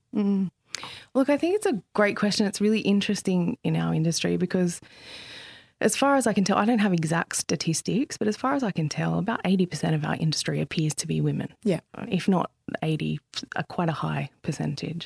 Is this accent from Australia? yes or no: yes; Central Coast, New South Wales, Australia; I grew up on the central coast of New South Wales